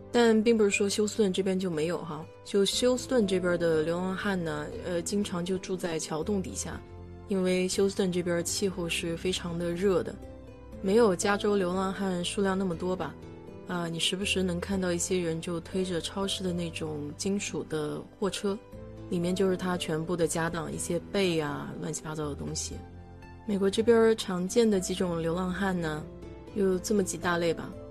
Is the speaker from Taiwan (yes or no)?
no; China; now in United States; 我们中国人